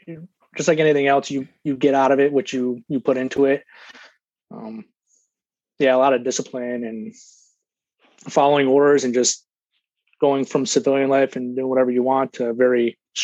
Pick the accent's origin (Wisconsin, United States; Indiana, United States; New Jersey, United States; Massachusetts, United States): Massachusetts, United States; moved away as an adult; I'm originally from Massachusetts.